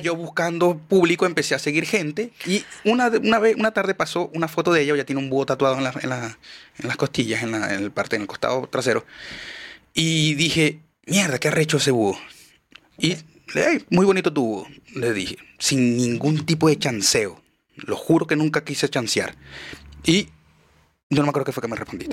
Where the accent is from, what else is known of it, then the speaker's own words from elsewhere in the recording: Maracaibo, Zulia, Venezuela; moved away; yo soy maracucho